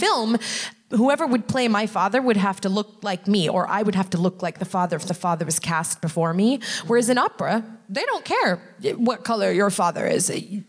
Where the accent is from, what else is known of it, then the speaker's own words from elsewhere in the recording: United States; I'm American.